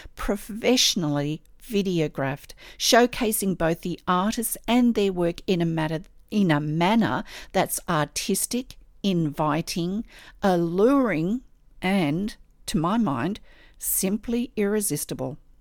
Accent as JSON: {"language": "English", "country": "Australia"}